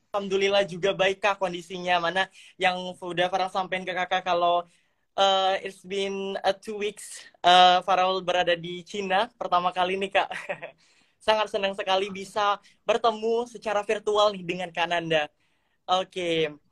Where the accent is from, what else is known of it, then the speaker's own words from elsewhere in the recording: Palembang, South Sumatra, Indonesia; now in China; saya dari Palembang dan saat ini saya sedang menempuh pendidikan di Sandong Kejidashe.